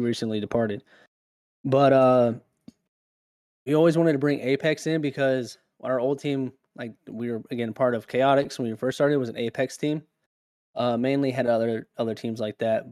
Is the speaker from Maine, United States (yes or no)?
no; California, United States; now in South Carolina, United States; growing up in California